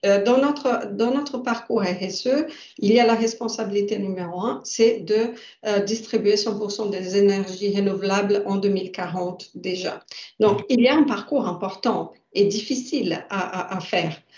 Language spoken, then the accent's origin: French; Brazil; now in France; ma culture, je suis brésilienne, donc euh, je viens euh, d'un pays nouveau